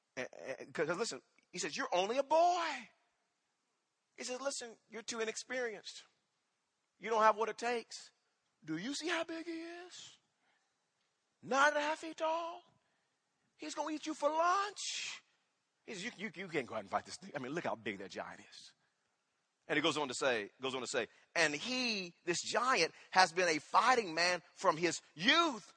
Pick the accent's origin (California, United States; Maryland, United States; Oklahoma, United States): Oklahoma, United States; Wewoka; moved away; When I was growing up in Wewoka, Oklahoma, I had an older brother